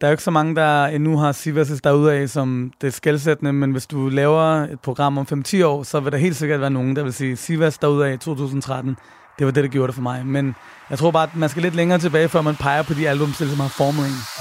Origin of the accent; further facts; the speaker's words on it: Copenhagen, Capital Region of Denmark, Denmark; Jeg voksede op på Nørrebro, hvor jeg stadig bor